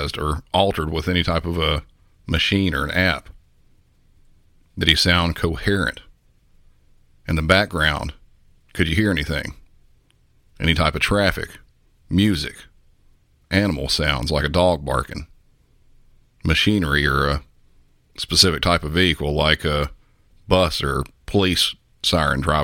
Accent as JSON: {"language": "English", "region": "the South", "country": "United States", "said": "I'm from the South"}